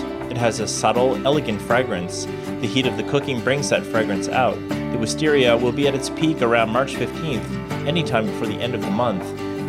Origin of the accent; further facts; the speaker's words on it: Malaysia; I'm from Malaysia. We only have fake wisteria there. No real wisteria.